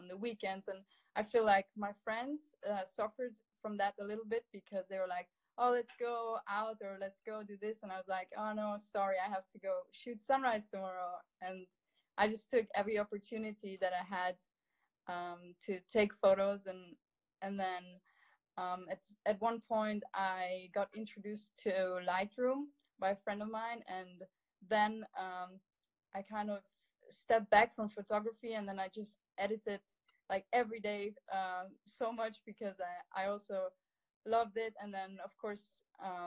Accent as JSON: {"language": "English", "country": "Italy", "tie": "born or raised there", "said": "growing up in the Dolomites"}